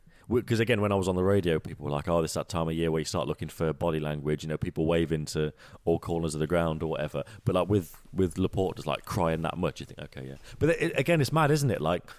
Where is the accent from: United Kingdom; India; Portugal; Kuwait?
United Kingdom; England; obviously I don't get it because I'm from England, I still live in England